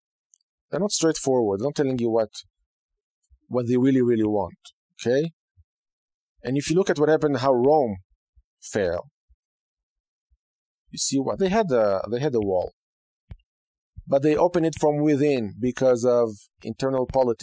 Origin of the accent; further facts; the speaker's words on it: Israel; now in United States; I came from Israel. I can say that I appreciate the opportunity. I appreciate the freedom, even though it's not perfect.